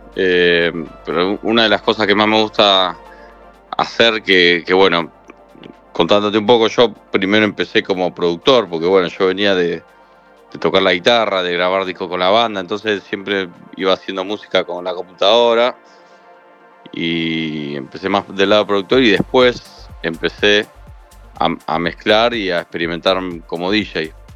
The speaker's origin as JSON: {"language": "Spanish", "region": "Buenos Aires", "country": "Argentina", "said": "soy productor de Argentina, Buenos Aires."}